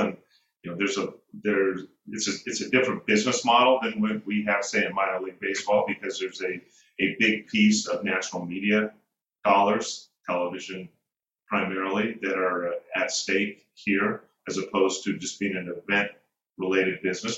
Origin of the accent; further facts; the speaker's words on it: Northern California, United States; I'm born and raised in Northern California